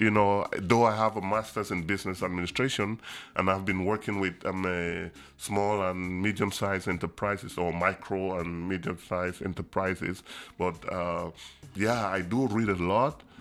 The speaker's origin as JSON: {"language": "English", "town": "Buea", "region": "Southwest Region", "country": "Cameroon", "tie": "born or raised there", "also_born_or_lived": "Asia / United States", "moved": "as an adult", "lives_now": "Kingston, Jamaica", "said": "I was born in Boya, and I did all my education in Boya, Cameroon, in the beautiful city"}